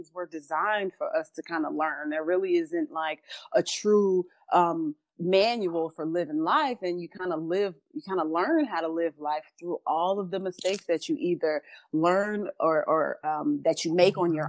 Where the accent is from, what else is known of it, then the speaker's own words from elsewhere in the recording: Chicago, Illinois, United States; We grew up in Chicago in poverty.